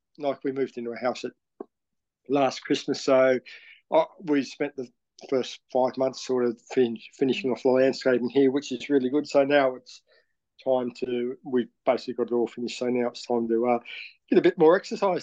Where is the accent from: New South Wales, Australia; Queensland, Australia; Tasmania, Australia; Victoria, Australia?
Tasmania, Australia; Launceston; also born or lived in Brisbane; I actually grew up in Launceston. Summerhill boy, I suppose.